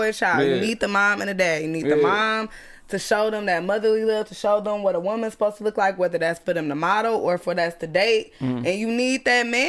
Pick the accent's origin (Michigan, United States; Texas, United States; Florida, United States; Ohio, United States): Michigan, United States; Southfield; I grew up in Southfield